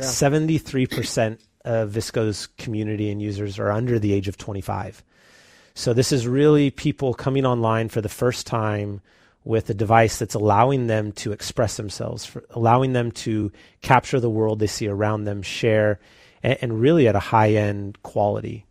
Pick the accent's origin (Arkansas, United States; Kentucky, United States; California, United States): California, United States; San Leandro; born and raised here in the Bay Area, grew up in San Leandro, um, went to San Leandro High School